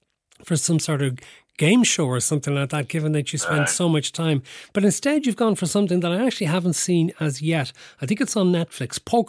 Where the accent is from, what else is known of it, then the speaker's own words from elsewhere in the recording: Cork, Munster, Ireland; moved away; I'm from Cork originally